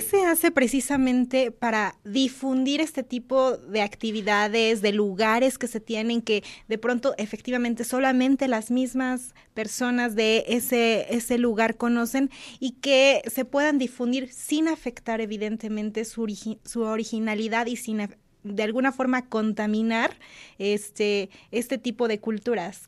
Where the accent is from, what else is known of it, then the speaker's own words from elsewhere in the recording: Puebla, Mexico; nosotros también como poblanos conozcamos nuestra propia cultura